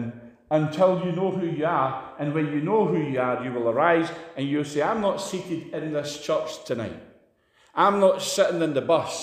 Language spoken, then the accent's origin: English; Scotland, United Kingdom